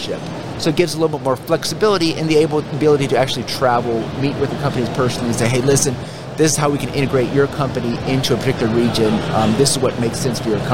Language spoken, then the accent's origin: English; North Carolina, United States; I was born and raised in North Carolina